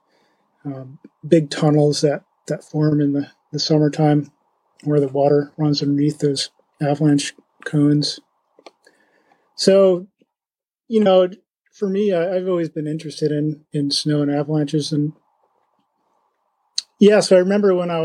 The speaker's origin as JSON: {"language": "English", "region": "upstate New York", "country": "United States", "tie": "born or raised there", "moved": "yes", "lives_now": "Leavenworth, United States", "said": "I grew up in the Northeast in upstate New York"}